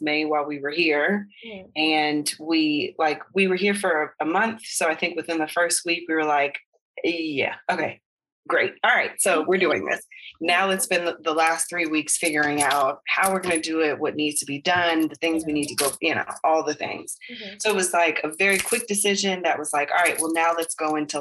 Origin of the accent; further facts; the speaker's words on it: United States; moved away as an adult; now in Belize; the baby will be American because we're American